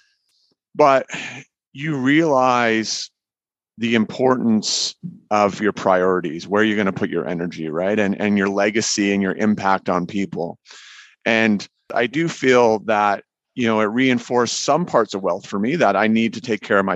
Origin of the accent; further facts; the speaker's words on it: Canada; being Canadian